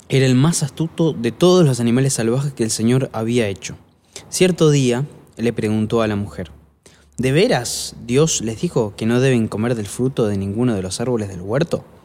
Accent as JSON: {"language": "Spanish", "country": "Italy", "said": "Eso porque soy italiana, por eso."}